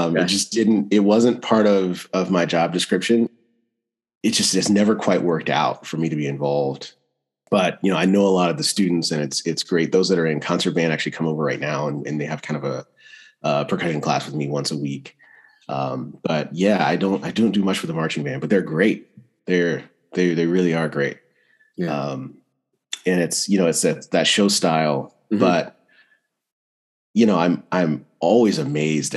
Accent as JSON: {"language": "English", "town": "Greenville", "region": "North Carolina", "country": "United States", "tie": "born or raised there", "said": "I actually grew up in Greenville, North Carolina"}